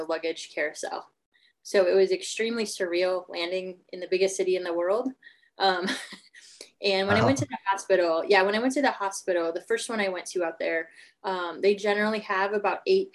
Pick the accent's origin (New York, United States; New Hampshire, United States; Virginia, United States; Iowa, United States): Iowa, United States; Sheraton; moved away as an adult; also born or lived in Des Moines, Iowa / Minnesota; now in St. Louis, United States; I'm originally from Sheraton, Iowa. So Iowan through and through